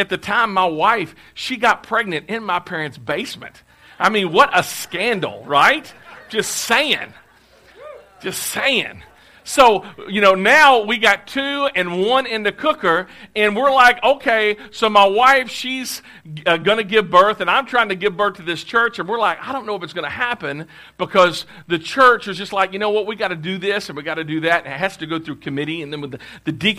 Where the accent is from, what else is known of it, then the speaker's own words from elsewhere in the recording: Clarksville, Tennessee, United States; moved away; I'm from Clarksville, but we had moved back to Clarksville because my home church had contacted us